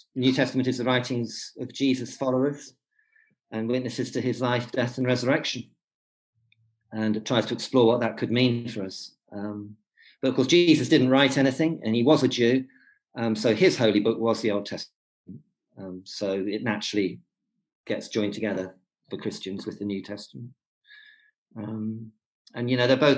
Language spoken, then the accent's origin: English; Warwickshire, West Midlands, United Kingdom; moved away as an adult; also born or lived in Newcastle upon Tyne / Birmingham; now in Cumbria, United Kingdom; I was brought up though in Warwickshire, and went to Birmingham as a student, and came out of Birmingham 20 years later with a wife, three kids, and a dog collar